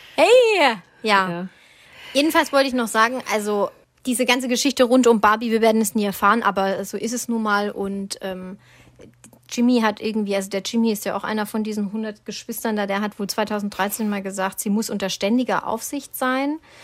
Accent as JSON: {"language": "German", "region": "Swabia", "country": "Germany", "accent": "Swabian", "said": "Ich bin Schwabe, ich darf das, ich kann alles außer Hochdeutsch"}